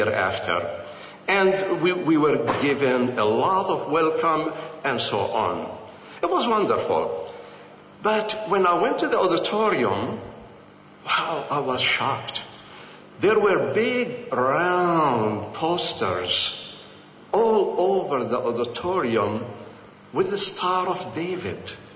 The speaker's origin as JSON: {"language": "English", "town": "Jerusalem", "country": "Palestine", "also_born_or_lived": "Bethlehem / United States", "moved": "as an adult", "said": "I am a Palestinian Christian from Jerusalem"}